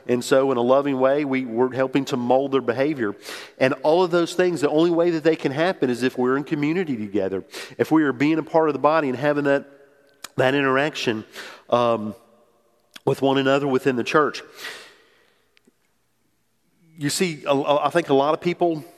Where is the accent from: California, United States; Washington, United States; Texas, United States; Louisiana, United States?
Louisiana, United States; New Orleans; moved away as an adult; also born or lived in Mississippi; I grew up in New Orleans and I went to school at Mississippi State